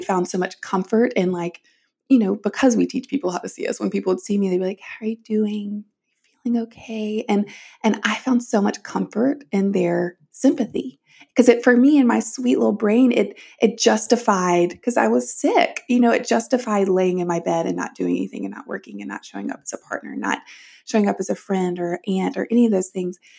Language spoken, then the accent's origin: English; the South, United States; I grew up in the South and in the church